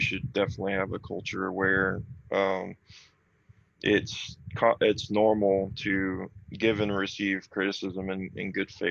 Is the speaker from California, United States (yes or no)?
no; rural Florida, United States; now in Louisiana, United States; I grew up in the country, in rural Florida